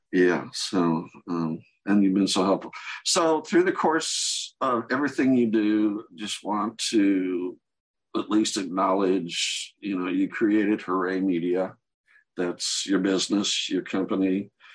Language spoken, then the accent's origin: English; Ohio, United States; now in Kansas City, United States; I'm a transplant. I'm originally from Ohio and Kansas City is home.